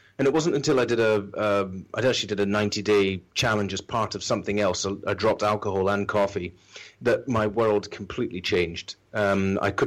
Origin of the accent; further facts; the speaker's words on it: islands off the west coast of Scotland, United Kingdom; now in London, United Kingdom; being Scottish and from the islands off the west coast of Scotland